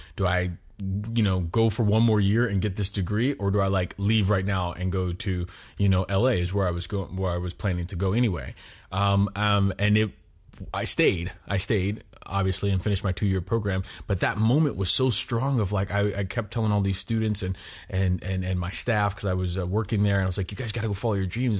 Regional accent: Miami, Florida, United States; moved away as an adult; also born or lived in Chicago; We moved to Florida, Miami, Florida, when I was five years old, um, and I basically did all my schooling and everything in Florida till I was 18.

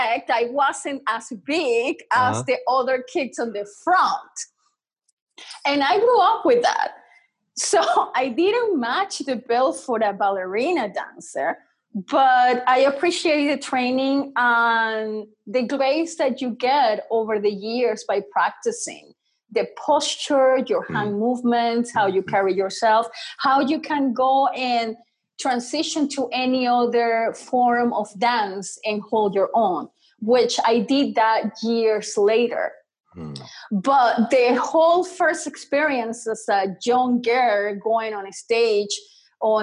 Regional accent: Venezuela; I was born in Venezuela.

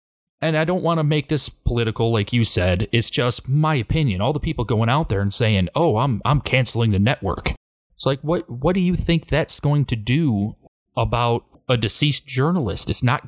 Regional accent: Detroit, Michigan, United States; I'm from Detroit, Michigan.

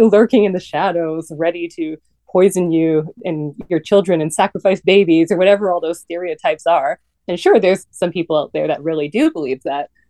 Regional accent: Vancouver, British Columbia, Canada; moved away; also born or lived in New York; I'm Canadian. I grew up in Vancouver

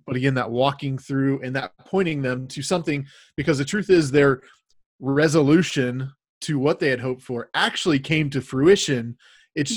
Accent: United States; as American Christians, we we are Christians in America.

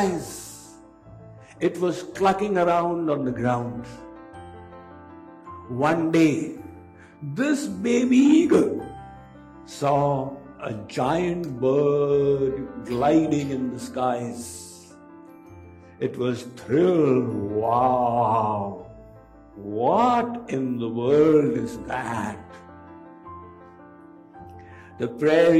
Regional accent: India; when I was growing up in India, when I was a schoolboy in middle school

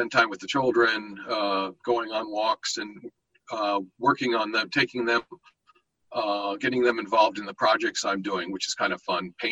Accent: Berlin, Germany; born there; I was born in in Berlin too, where my father was stationed um, in 1960

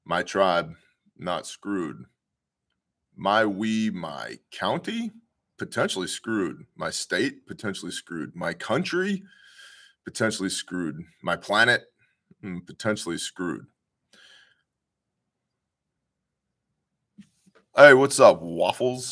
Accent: United States; as American men

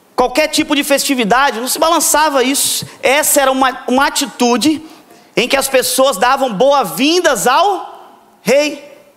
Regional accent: Vitória, Espírito Santo, Brazil; Eu vim lá de Vitória, que tem muqueca capixaba

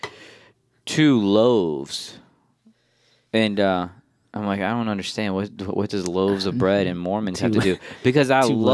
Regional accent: New Orleans, Louisiana, United States; we're from New Orleans

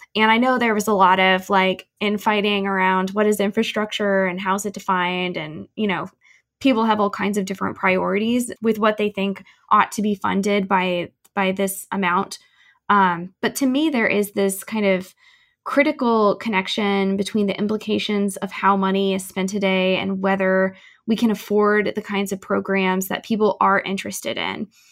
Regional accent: St. Louis, Missouri, United States; moved away; I am originally from St. Louis, um, and or the St. Louis Metro rather

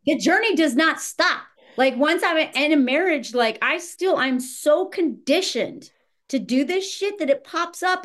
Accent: the South, United States; moved away; also born or lived in Montana; I was raised in the South

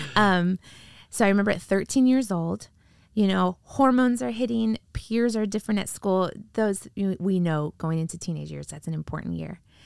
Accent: Wheatfield, Indiana, United States; now in Sacramento, United States; I grew up in the Midwest, in a really small town in, uh, Northwest Indiana.

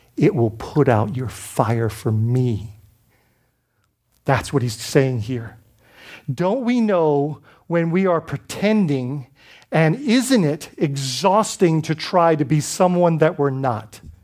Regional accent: Bahamas; moved away; I grew up in the Bahamas, so we had a lot of British background.

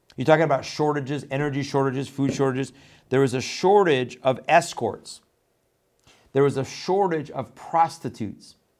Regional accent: Canada; also born or lived in Iran; I grew up in Canada, uh, after I left Iran.

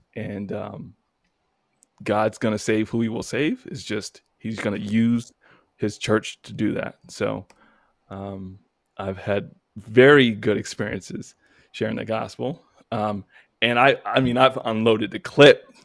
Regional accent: New York, United States; moved away as an adult; now in Virginia, United States; I'm from New York

